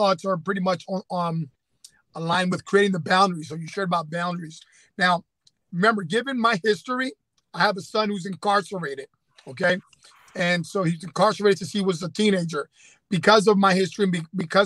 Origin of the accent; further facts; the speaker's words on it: Camden, New Jersey, United States; we were both growing up in the Camden area